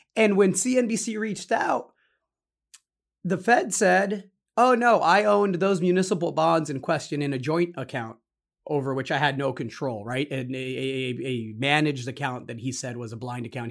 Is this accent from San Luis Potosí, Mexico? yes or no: no; Zacatecas, Mexico; now in Austin, United States; my home state of Zacatecas, where my parents are, are, are where we're all from